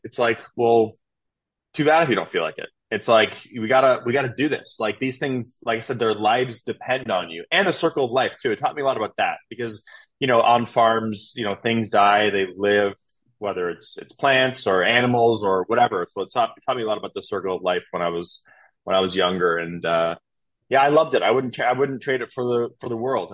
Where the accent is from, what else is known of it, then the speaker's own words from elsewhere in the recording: east of Toronto, Ontario, Canada; moved away as an adult; also born or lived in Philadelphia / New York / Miami; now in Texas, United States; I'm from Canada, born and raised, about two and a half hours outside of Toronto um, east of Toronto. I grew up on a 500 acre farm out there.